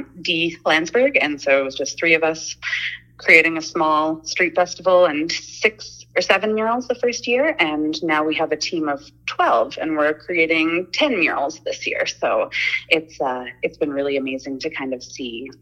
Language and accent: English; Nelson, British Columbia, Canada; I'm really fortunate to have been born and raised in Nelson